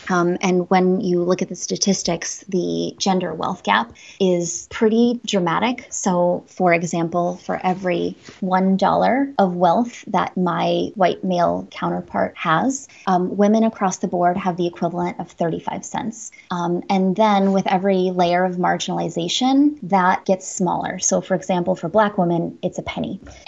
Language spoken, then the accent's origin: English; Washburn, Wisconsin, United States; Northern Wisconsin, the Shawamigan Bay of Lake Superior. So right on the Apostle Islands, a little town called Washburn.